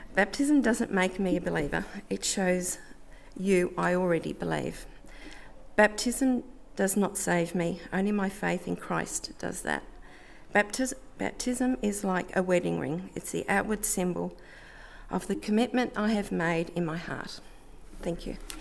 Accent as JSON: {"language": "English", "town": "Melbourne", "region": "Victoria", "country": "Australia", "tie": "born or raised there", "said": "I grew up in Melbourne in a loving Catholic family"}